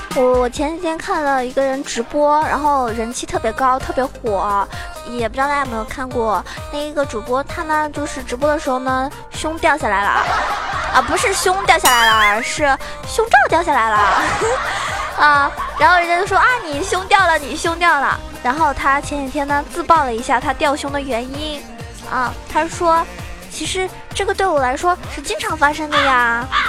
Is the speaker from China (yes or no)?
yes; Zhejiang, China; 我是浙江人